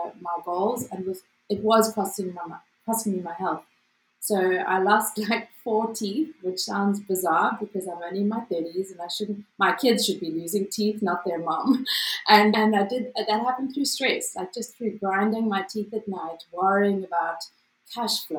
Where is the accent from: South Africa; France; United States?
South Africa; As a South African